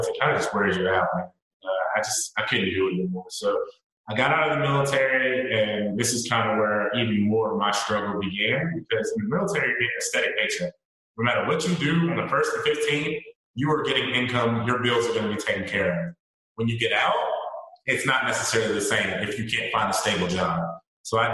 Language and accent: English; North Carolina, United States; moved away as an adult; also born or lived in Washington State; I'm from North Carolina originally, so they're here and I'm in Washington State.